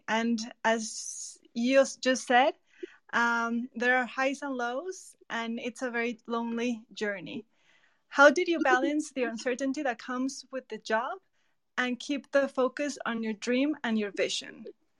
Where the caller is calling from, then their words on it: Mexico; I'm joining from Mexico.